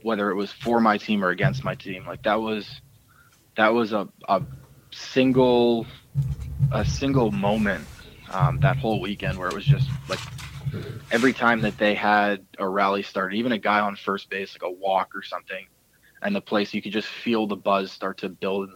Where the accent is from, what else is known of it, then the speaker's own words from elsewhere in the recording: Toronto, Ontario, Canada; moved away as an adult; I'm this Canadian shortstop from Toronto